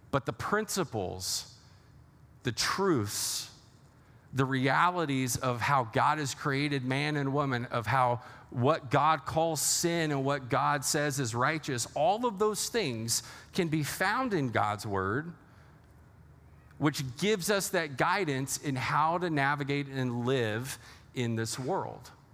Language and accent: English; Texas, United States; now in Lake Orion, United States; I'm originally from Texas